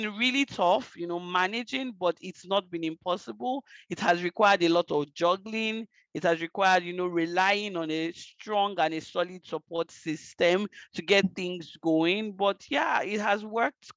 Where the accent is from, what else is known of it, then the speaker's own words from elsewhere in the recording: Lagos, Nigeria; moved away as an adult; now in Canada; I'm from Nigeria. I was born and I lived in Lagos, Nigeria for most of my life until a little over a year ago when I moved to Canada